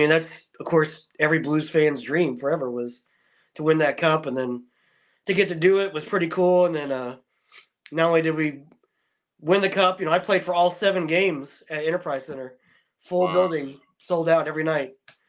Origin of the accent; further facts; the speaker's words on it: Potosi, Missouri, United States; Yeah, I grew up in Potosi, about an hour south.